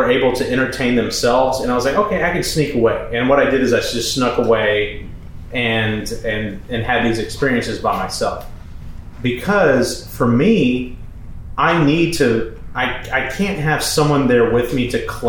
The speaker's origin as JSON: {"language": "English", "town": "Manville", "country": "United States", "tie": "born or raised there", "moved": "yes", "said": "we went to my hometown, my family house, which is in the process of being sold at this point. There's no furniture, no nothing. And we went to Manville."}